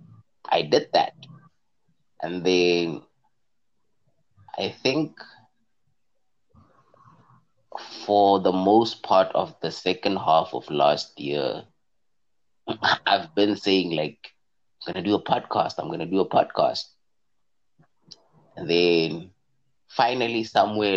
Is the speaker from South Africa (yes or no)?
yes; South Africa